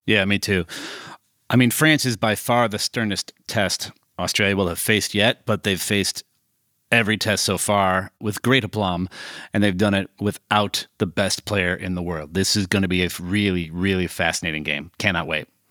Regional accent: Chicago, Illinois, United States; as a Chicagoan

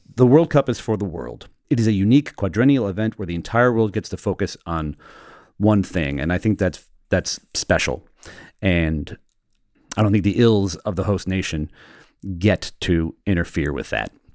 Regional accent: United States; now in England, United Kingdom; I'm the American in England.

